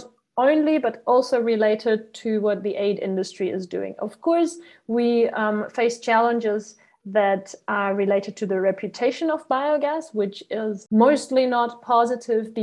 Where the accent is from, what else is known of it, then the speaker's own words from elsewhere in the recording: Germany; I am from Germany